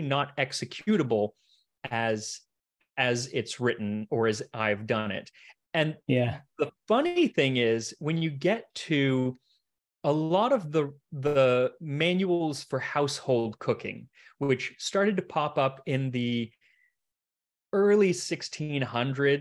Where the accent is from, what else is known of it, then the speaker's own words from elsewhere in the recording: United States; I'm an American